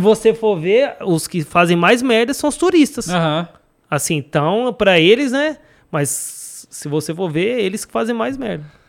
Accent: São Paulo, Brazil; moved away as an adult; now in Thailand; eu sou aqui de São Paulo.

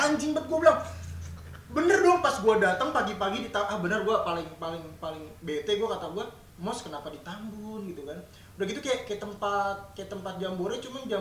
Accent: West Java, Indonesia; kayak gue juga Sunda kalau misalnya gue di Bekasi lo gue Bekasi cuman kalau pas gue di Bandung otomatis teman-teman yang ngomong Sunda gue otomatis lo logat gue berubah jadi Sunda

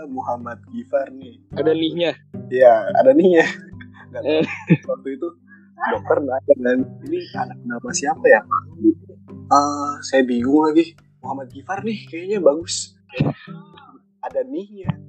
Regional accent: Jakarta, Indonesia; Ya kan kayak gue nih misalkan gue kan orang Betawi nih.

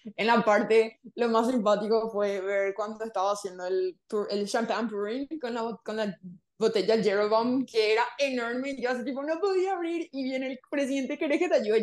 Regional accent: Paraguay; first language Spanish; licenciada en lengua francesa por la Universidad Nacional acá en Paraguay

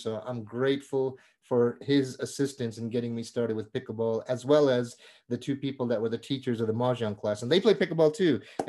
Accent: India; born there; Usually the word Indian, I was born in India, and usually the word Indian and sports do not go in the same sentence.

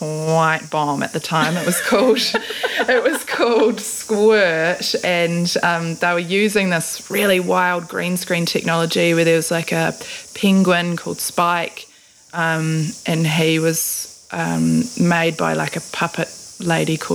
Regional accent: Gisborne, New Zealand; also born or lived in Ruatoria / Tokomaru Bay; I was born in Gisborne Hospital

